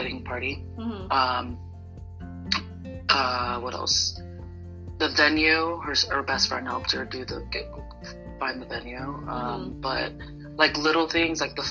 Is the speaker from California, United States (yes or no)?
no; Phoenix, Arizona, United States; I'm actually from Phoenix, Arizona, but my ethnicity is Polynesian from the island of Tonga.